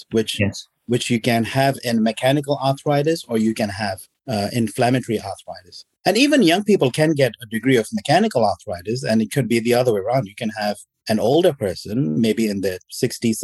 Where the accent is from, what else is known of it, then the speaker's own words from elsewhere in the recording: Oman; also born or lived in Pakistan (ancestry) / Melbourne, Australia; now in Australia; My parents are Pakistani, but I was born in the Middle East in Oman